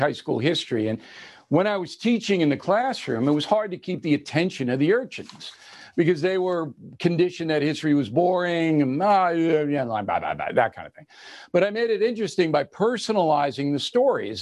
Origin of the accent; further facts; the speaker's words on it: Levittown, New York, United States; also born or lived in Manhattan, New York; I was born on the Upper West Side of Manhattan in Columbia Presbyterian Hospital. And my parents moved out to Levittown in 52